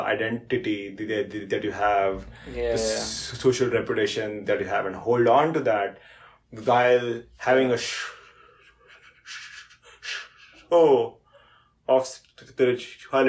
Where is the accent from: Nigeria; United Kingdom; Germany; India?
India; now in United States; I'm not the standard Indian that they expected. In some ways, I'm more Indian than most Indians